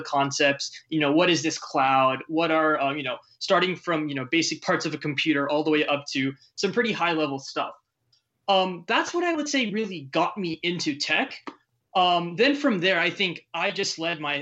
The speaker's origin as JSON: {"language": "English", "town": "San Francisco", "region": "California", "country": "United States", "tie": "born or raised there", "said": "I was born in San Francisco, so quite literally the Facebook headquarters used to be on my way to school."}